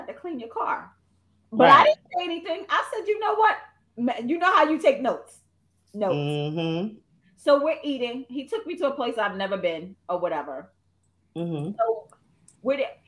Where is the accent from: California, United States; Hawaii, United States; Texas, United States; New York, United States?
New York, United States; moved away as an adult; also born or lived in Charlotte; now in Greensboro, United States; I was from New York